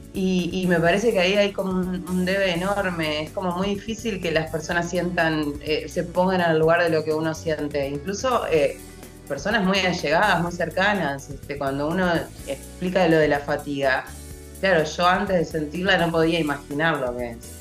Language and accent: Spanish; Uruguay; yo soy uruguaya